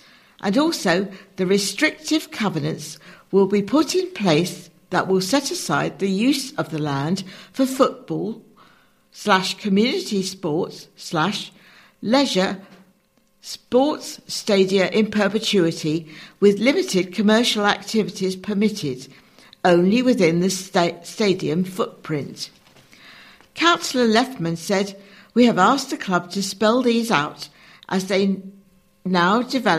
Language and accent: English; Oxford, South East England, United Kingdom; get back to the successes I remember growing up in Oxford in the 1980s.